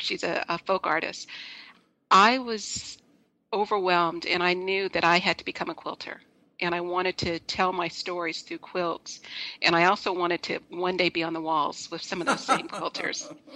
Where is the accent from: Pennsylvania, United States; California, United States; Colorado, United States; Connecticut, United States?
California, United States; Los Angeles; I'm originally from Los Angeles.